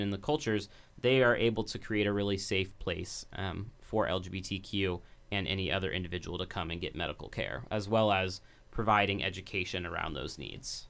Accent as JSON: {"language": "English", "town": "Dayton", "region": "Ohio", "country": "United States", "tie": "born or raised there", "said": "growing up in Dayton"}